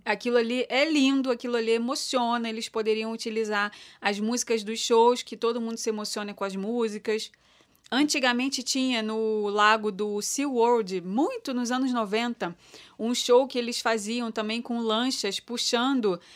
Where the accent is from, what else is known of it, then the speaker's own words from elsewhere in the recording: Brazil; Eu sou brasileira